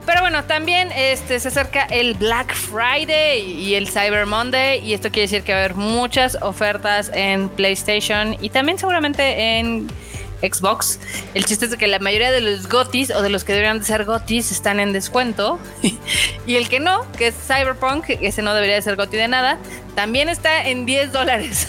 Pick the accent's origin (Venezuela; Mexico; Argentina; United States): Mexico